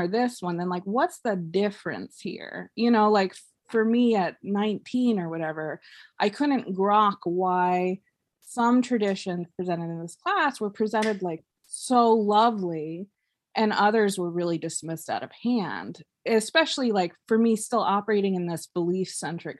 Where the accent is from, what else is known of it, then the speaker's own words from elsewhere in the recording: Mesa, Arizona, United States; I grew up in Mesa, Arizona